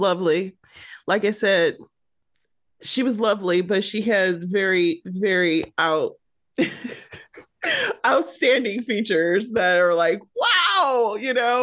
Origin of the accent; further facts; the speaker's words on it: Detroit, Michigan, United States; I'm from Detroit